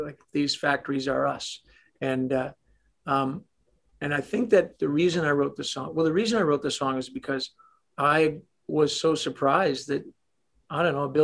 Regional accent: Toronto, Ontario, Canada; I'm a Canadian kid from Toronto

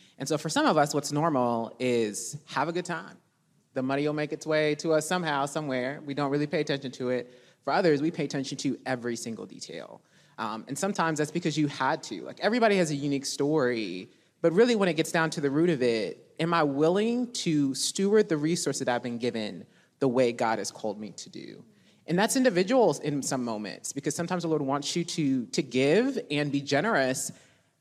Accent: Indianapolis, Indiana, United States; moved away as an adult; also born or lived in Chicago; now in Dallas, United States; I am actually from Indianapolis, so it is fun to be here and be here in my hometown

